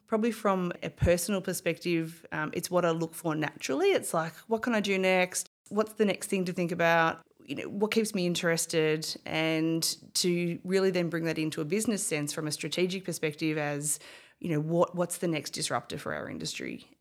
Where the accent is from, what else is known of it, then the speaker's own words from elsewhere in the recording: Bendigo, Victoria, Australia; also born or lived in Melbourne; I was born and bred in Bendigo